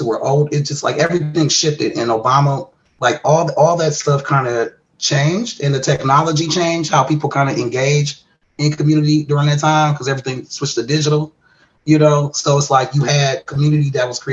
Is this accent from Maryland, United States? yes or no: no; Milwaukee, Wisconsin, United States; I'm from Milwaukee, Wisconsin